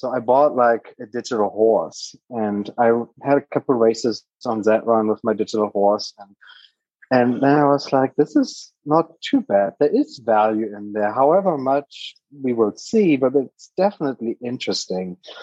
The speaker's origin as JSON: {"language": "English", "country": "Germany", "tie": "born or raised there", "second_language": "English", "moved": "as an adult", "lives_now": "United States", "said": "I am a native German. I grew up in Germany for my first 19 years of my life. I'm now based in America"}